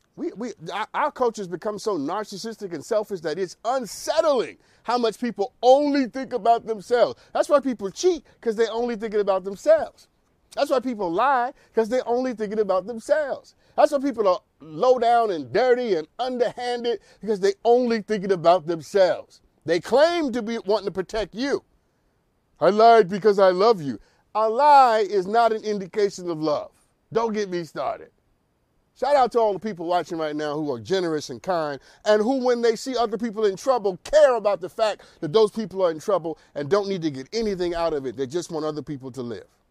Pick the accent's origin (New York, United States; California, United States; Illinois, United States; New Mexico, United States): New York, United States; also born or lived in Harlem; I'm from New York, born and raised in New York.